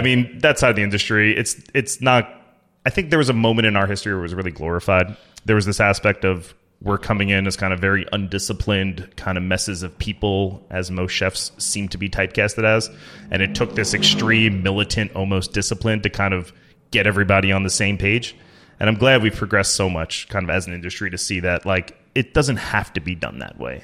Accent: United States; I'm from the Jersey, New York area

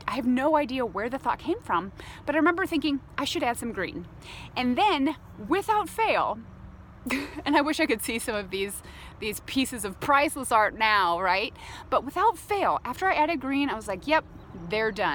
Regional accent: Phoenix, Arizona, United States; I grew up in Phoenix

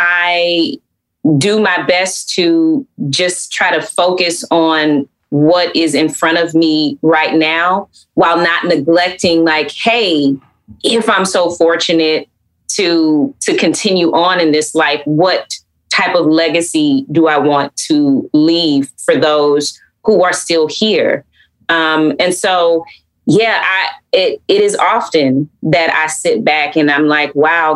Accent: Atlanta, Georgia, United States; growing up in Atlanta is hot.

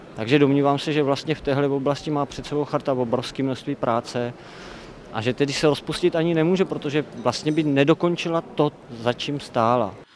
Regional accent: Brno, South Moravian Region, Czechia; Já jsem z Brna

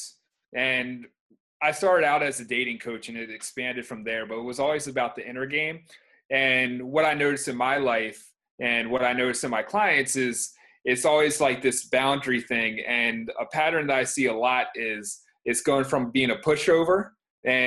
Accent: Baltimore County, Maryland, United States; now in Baltimore, United States; I grew up around here, and where I am right now

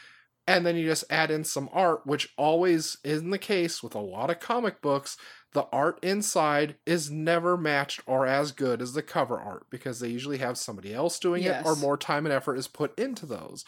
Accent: New Orleans, Louisiana, United States; because I am a person from New Orleans and I know the speak of the people.

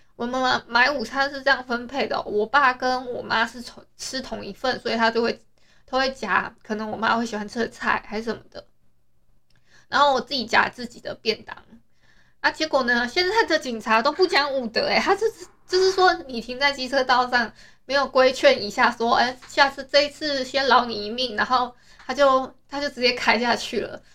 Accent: Taiwan; 我们台湾人

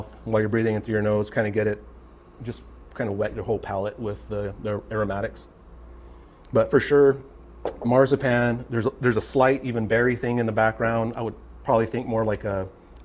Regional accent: Phoenix, Arizona, United States; I grew up on the West Phoenix area

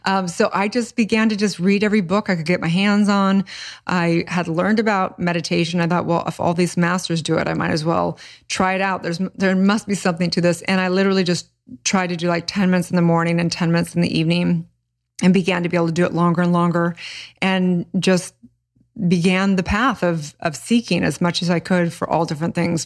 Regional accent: Santa Barbara, California, United States; I grew up in kind of a hippie commune

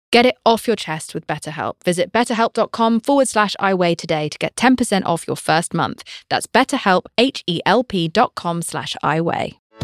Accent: United Kingdom; I'm British.

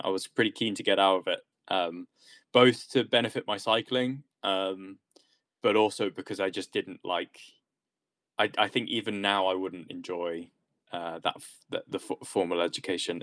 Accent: England, United Kingdom; being English

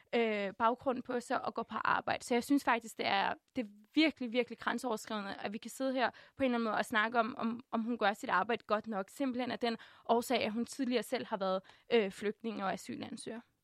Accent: Denmark; jeg kalder også mig selv dansker

